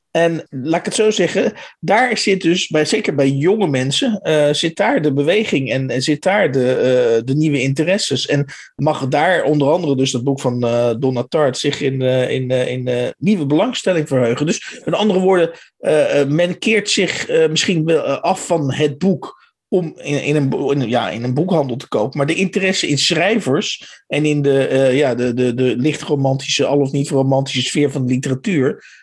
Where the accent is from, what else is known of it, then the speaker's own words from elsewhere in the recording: Utrecht, Netherlands; born there; nee, sorry, ik ben in Utrecht geboren.